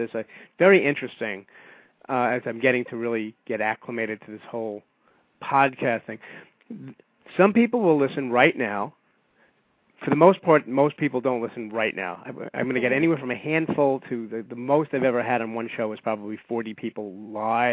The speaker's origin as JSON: {"language": "English", "town": "New York City", "region": "New York", "country": "United States", "said": "I being a New Yorker"}